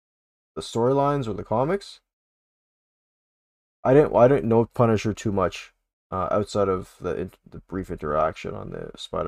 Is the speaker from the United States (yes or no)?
no; Canada; We can pretend we're from Alberta for us Canadians